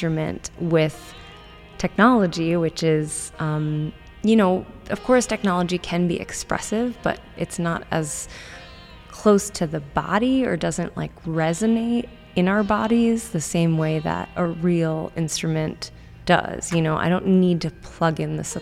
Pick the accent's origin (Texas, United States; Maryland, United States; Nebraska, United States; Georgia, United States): Maryland, United States; I grew up in Maryland